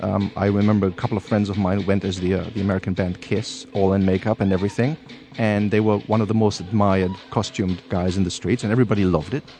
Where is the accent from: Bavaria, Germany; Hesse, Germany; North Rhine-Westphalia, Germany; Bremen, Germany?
North Rhine-Westphalia, Germany; Cologne; born or raised there